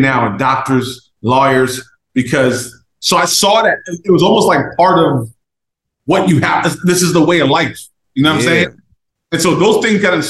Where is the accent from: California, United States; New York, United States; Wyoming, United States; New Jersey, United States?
New Jersey, United States; Jersey City; I'm from Jersey City. Raised and bred